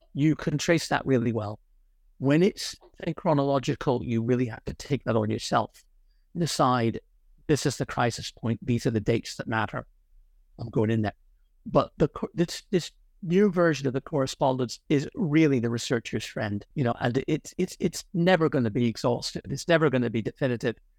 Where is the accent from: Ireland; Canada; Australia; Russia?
Ireland; moved away; also born or lived in Connecticut, United States / Oxford, United Kingdom; I'm Irish. I was largely brought up in Ireland